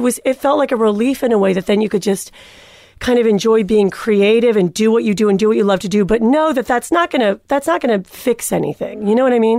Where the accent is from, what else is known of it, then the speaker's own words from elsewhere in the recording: Cleveland, Ohio, United States; I was born and raised in Cleveland, Ohio